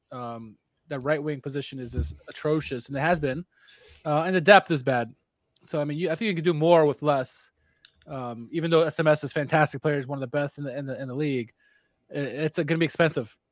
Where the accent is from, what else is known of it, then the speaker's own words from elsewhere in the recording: United States; as an American